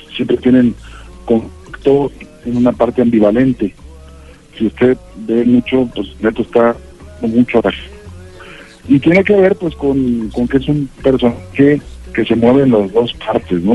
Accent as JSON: {"language": "Spanish", "town": "Ciudad Juárez", "region": "Chihuahua", "country": "Mexico", "tie": "born or raised there", "moved": "as an adult", "lives_now": "Mexico City, Mexico", "said": "una ciudad que básicamente que es donde, la que yo tuve que dejar eh, cuando me vine a la Ciudad de México y que Ciudad Juárez"}